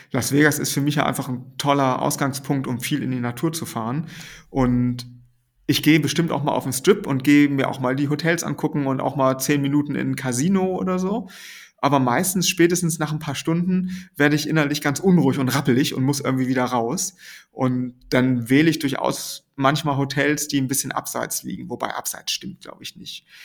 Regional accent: Schleswig-Holstein, Germany; Ich komme ja eigentlich aus der Nähe von Kiel und Kiel war immer so die, die große Stadt in der Nähe.

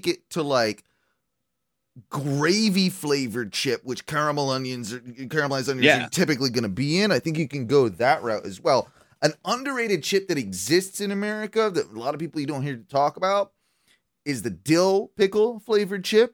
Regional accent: United Kingdom; I'm British

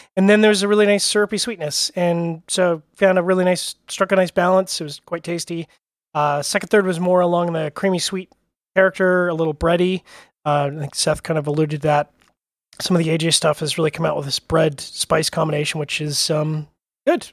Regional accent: Canada; I'm Canadian

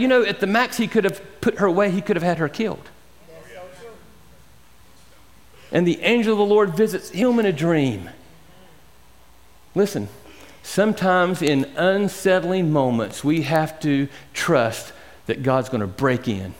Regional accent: Georgia, United States; And I'm a Georgian. I grew up in Georgia.

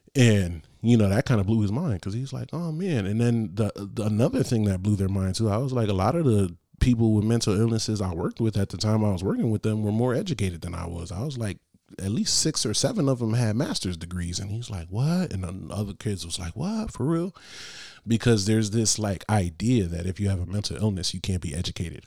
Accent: Bridgeport, Connecticut, United States; From Bridgeport.

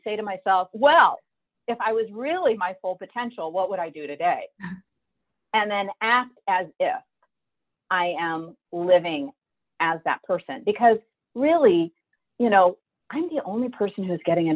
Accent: South Dakota, United States; now in Bellevue, United States; I grew up in South Dakota, in the center of wheat fields.

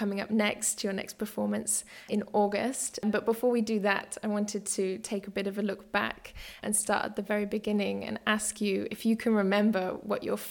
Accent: United Kingdom; moved away as an adult; now in Berlin, Germany; I'm a British-born dance writer and critic, and I've been based in Berlin, Germany

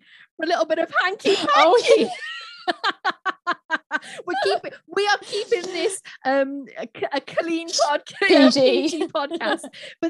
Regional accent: United Kingdom; And just because we are British, it doesn't mean we can speak the Queen's accent.

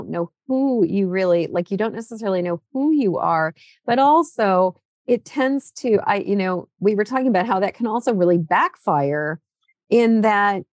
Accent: New England, United States; I grew up in New England

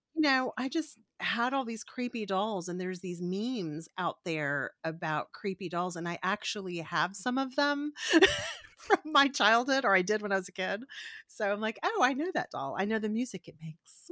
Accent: Corpus Christi, Texas, United States; Farrah Fawcett's from my hometown

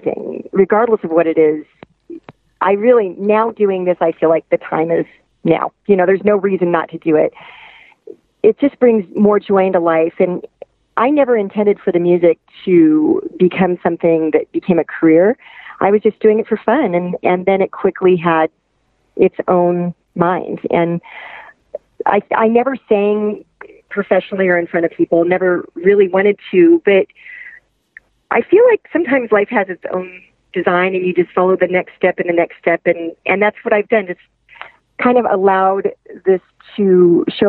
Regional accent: western Nebraska, United States; now in Lafayette, Colorado, United States; I'm from western Nebraska, in a kind of rural area

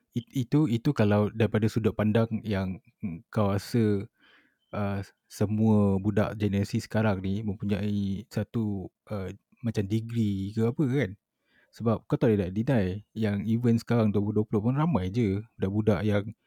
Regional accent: Malaysia; sebagai rakyat Malaysia

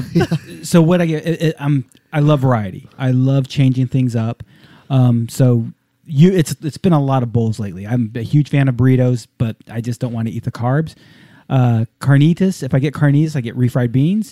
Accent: Southern California, United States; growing up in Southern California

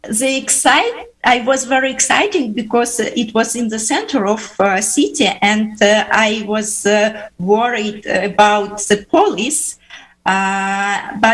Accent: Uzbekistan; English is a second language; also born or lived in Finland; now in St. Petersburg, Russia; I was born in Uzbekistan.

